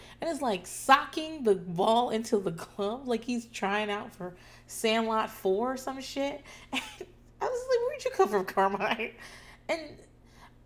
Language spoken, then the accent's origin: English; Northeast, United States; now in Austin, United States; I'm from the Northeast